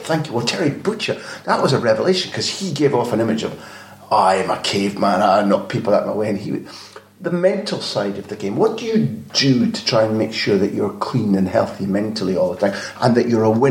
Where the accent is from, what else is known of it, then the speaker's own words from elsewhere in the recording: Scotland, United Kingdom; I'm a Scot, I'm a Celt. We get quite emotional about things